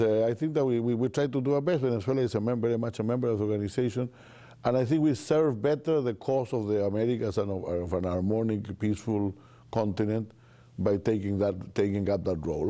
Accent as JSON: {"language": "English", "country": "Chile", "said": "I'm from Chile"}